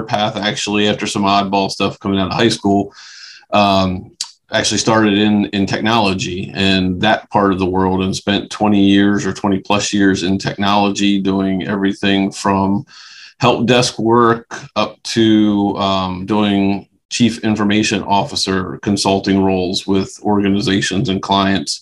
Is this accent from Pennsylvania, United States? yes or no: yes; Dillsburg, Pennsylvania, United States; Always have been born and stayed in the South Central Pennsylvania area. Grew up in a little town called Dillsburg, Pennsylvania